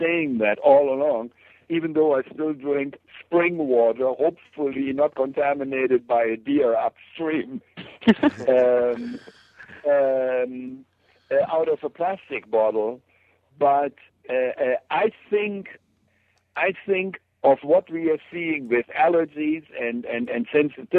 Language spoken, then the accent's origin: English; Germany; moved away; I grew up in Germany during a time, like I said, there were no plastics